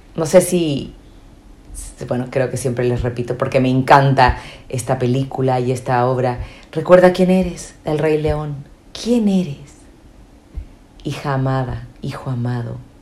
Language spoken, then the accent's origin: Spanish; Chile; moved away; also born or lived in Spain; Soy chilena